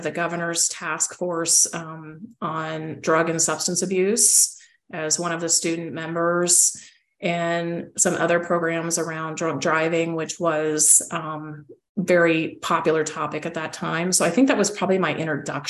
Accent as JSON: {"language": "English", "town": "Loveland", "region": "Colorado", "country": "United States", "tie": "born or raised there", "also_born_or_lived": "Oregon / Washington, D.C.", "moved": "as an adult", "said": "I grew up in Loveland, Colorado, the sweetheart city"}